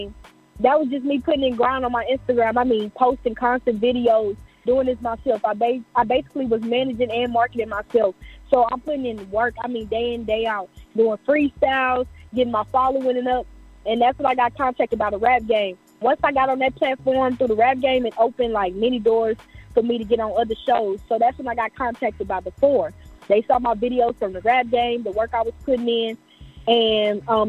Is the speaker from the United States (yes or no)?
yes; Houston, Texas, United States; I'm from Houston, Texas, born and raised.